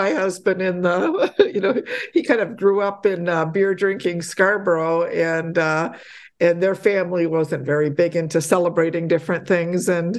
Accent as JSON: {"language": "English", "country": "Poland", "tie": "born there", "said": "I myself grew up, I was born in Poland, and so I grew up in a very pious religious home"}